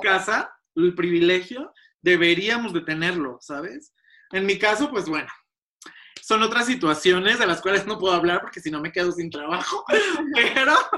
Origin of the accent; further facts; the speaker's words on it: Mexico; Somos México, somos un país latinoamericano